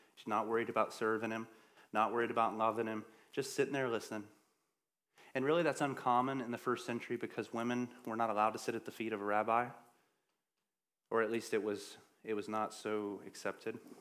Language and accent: English; the South, United States; I'm from the South